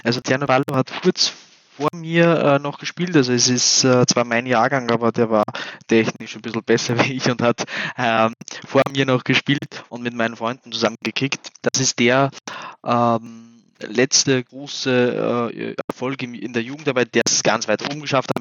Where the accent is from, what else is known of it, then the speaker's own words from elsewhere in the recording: Linz, Upper Austria, Austria; also born or lived in Kosovo; ich bin mit dreieinhalb, vier Jahren äh, nach Linz gezogen